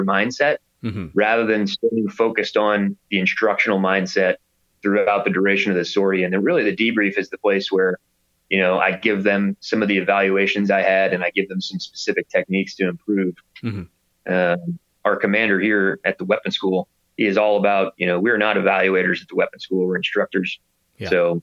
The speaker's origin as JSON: {"language": "English", "town": "Plano", "region": "Texas", "country": "United States", "tie": "born or raised there", "said": "I grew up in Plano playing lacrosse with two buddies of mine"}